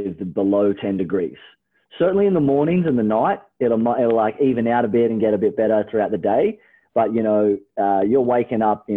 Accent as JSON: {"language": "English", "area": "Melbourne", "region": "Victoria", "country": "Australia", "tie": "born or raised there", "moved": "as an adult", "lives_now": "Bali, Indonesia", "said": "I'm from Melbourne, Australia. I grew up about 45 minutes, an hour out of the city"}